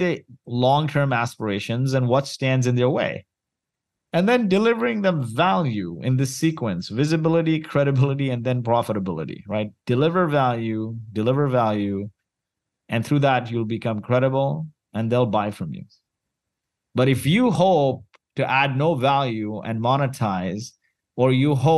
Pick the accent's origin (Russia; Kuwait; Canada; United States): Kuwait; moved away; also born or lived in Mumbai, India; I was born in Kuwait